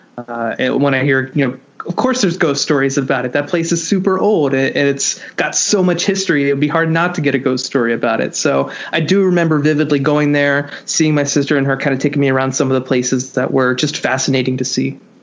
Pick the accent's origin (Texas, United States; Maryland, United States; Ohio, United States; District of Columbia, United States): Ohio, United States; Cincinnati; moved away as an adult; now in New Jersey, United States; I'm originally from Cincinnati, Ohio, specifically the east side of town, Eastgate